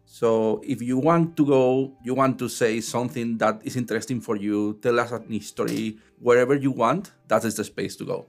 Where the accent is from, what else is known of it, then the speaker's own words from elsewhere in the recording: Spain; now in Newfoundland, Canada; I'm from Spain